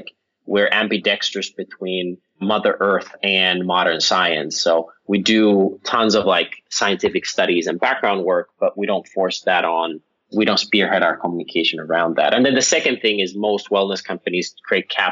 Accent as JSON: {"language": "English", "country": "Finland", "tie": "born or raised there", "moved": "yes", "lives_now": "Los Angeles, United States", "said": "I'm from Finland originally"}